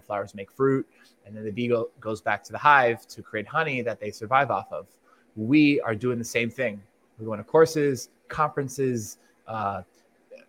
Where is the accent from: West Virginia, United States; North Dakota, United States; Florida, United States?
Florida, United States; Miami; I'm from Miami